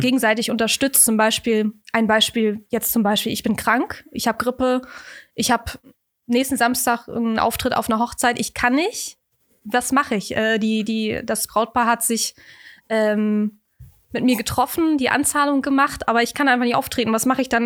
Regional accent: Kiel, Schleswig-Holstein, Germany; moved away as an adult; now in Hamburg, Germany; ich komme ursprünglich aus Kiel, wohne jetzt seit drei Jahren in Hamburg

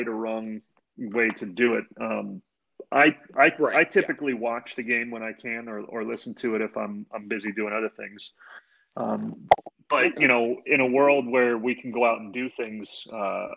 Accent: Canton, Ohio, United States; growing up in Northeast Ohio, you know, I grew up down in Canton

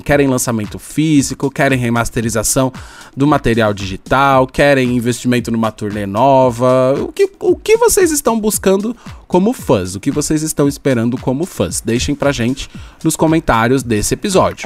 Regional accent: São Paulo, Brazil; eu sou, eu sou de São Paulo

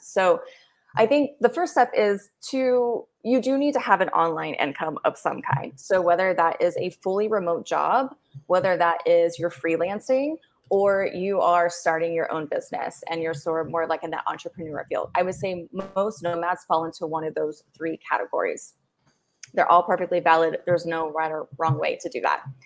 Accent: United States; moved away as an adult; as an American

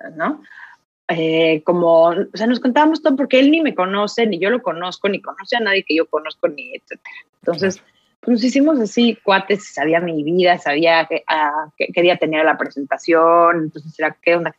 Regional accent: Mexico City, Mexico; moved away as an adult; now in Finland; yo soy de la Ciudad de México

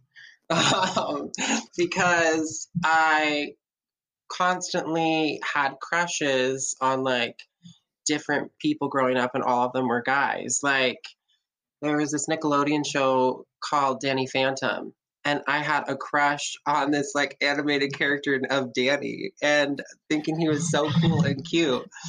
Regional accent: Lehi, Utah, United States; I was raised in Lehi, Utah

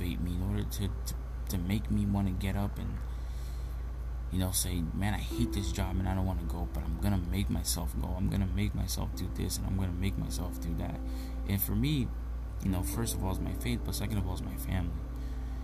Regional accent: Brazil; moved away; my home country, Brazil

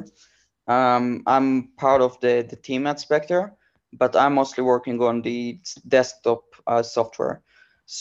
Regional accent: Israel; moved away as an adult; I grew up in Israel

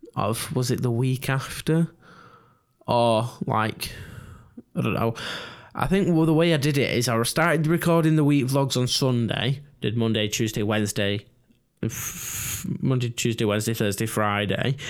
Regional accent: England, United Kingdom; us English people

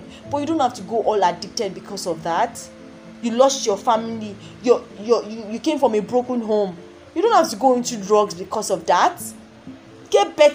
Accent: Nigeria; I'm from Nigeria

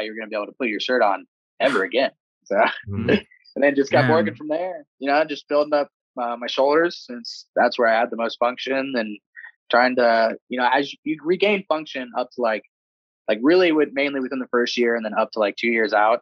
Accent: Cincinnati, Ohio, United States; my hometown in Cincinnati

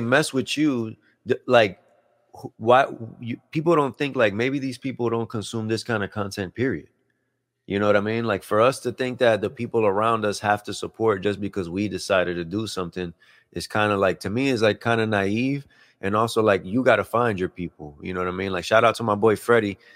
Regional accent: Puerto Rico; moved away; we're originally from Puerto Rico, like, I was born in Puerto Rico

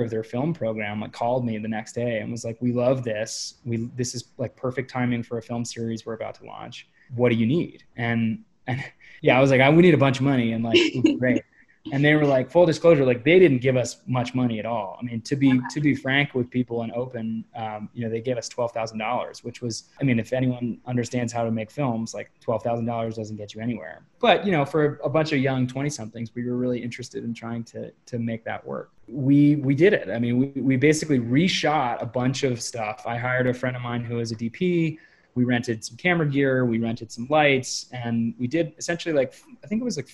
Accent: New Hampshire, United States; moved away; I grew up climbing in New Hampshire

